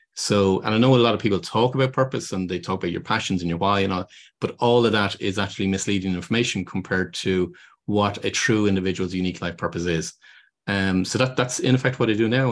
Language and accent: English; Ireland; moved away; I'm originally from Ireland